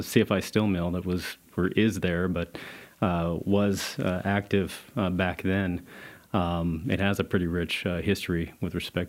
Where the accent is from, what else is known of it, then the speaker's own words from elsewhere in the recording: Pueblo, Colorado, United States; I'm a Colorado native. I grew up in Pueblo, Colorado, was born in Pueblo, Colorado.